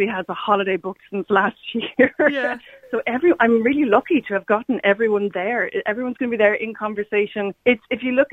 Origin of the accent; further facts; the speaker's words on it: Cork, Munster, Ireland; also born or lived in Galway; I was born in Galway, which I'm very proud of. But I suppose if anyone asks, I say I'm from Cork because that's where my formative years are spent